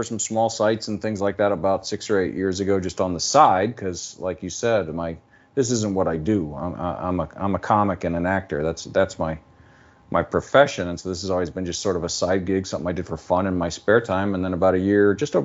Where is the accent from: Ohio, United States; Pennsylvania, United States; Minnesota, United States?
Ohio, United States; Columbus; moved away as an adult; also born or lived in Dayton, Ohio / Chicago, Illinois; now in Los Angeles, United States; I'm actually Central Ohio, born and bred, born and raised in Columbus, lived there the first, well, most of the first 30 years of my life